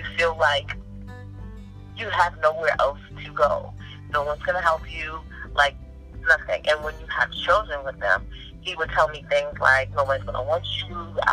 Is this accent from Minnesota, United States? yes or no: no; New York City, New York, United States; moved away as an adult; now in Arizona, United States; I literally had to leave my hometown, New York City